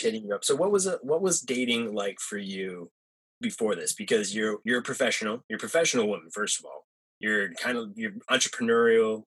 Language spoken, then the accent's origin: English; Perry, Michigan, United States; moved away; I grew up in a very small town in Michigan